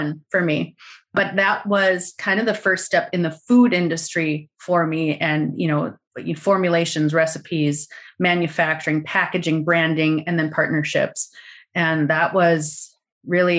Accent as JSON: {"language": "English", "region": "North Dakota", "country": "United States", "said": "I'm from North Dakota"}